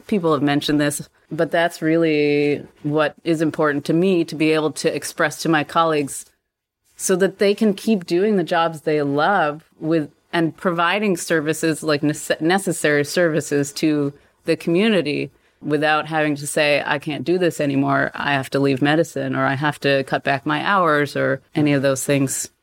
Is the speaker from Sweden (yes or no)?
no; Canada; moved away as an adult; also born or lived in Krakow, Poland; I grew up in Canada.